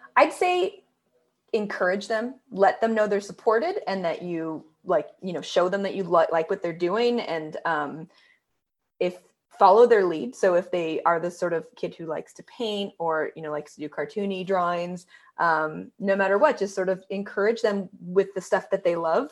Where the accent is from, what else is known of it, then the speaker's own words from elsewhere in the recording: Northern California, United States; moved away as an adult; now in Los Angeles, United States; I am someone who, you know, grew up in Northern